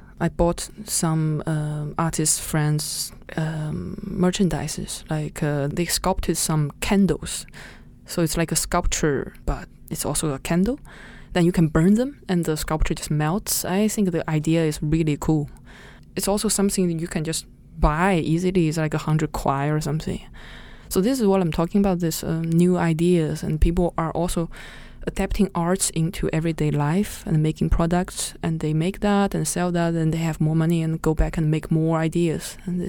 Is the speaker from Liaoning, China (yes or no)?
no; Nanjing, Jiangsu, China; moved away; my hometown. Which is? Which is Nanjing.